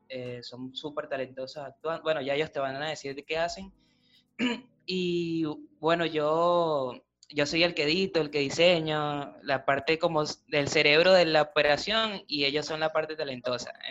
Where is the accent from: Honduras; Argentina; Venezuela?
Venezuela; moved away; de Venezuela, todos somos venezolanos.